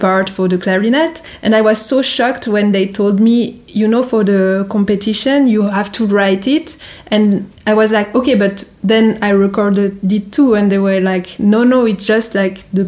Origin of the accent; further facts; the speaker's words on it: Geneva, Switzerland; my hometown in Geneva